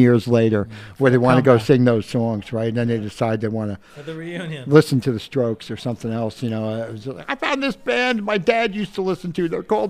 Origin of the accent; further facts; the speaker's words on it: New York City, New York, United States; also born or lived in Newark, United States; I was actually born across the river in New Jersey.